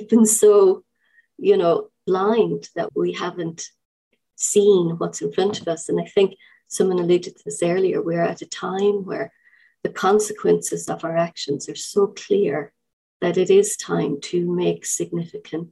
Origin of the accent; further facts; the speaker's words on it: Ireland; now in United Kingdom; I'm an Irish person living in the UK.